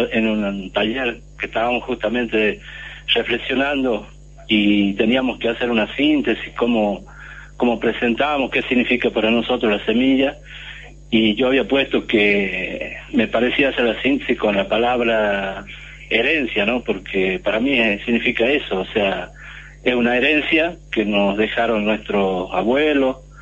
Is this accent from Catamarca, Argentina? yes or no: yes; Catamarca, Argentina; yo vivo, vengo de Catamarca, vivo en el campo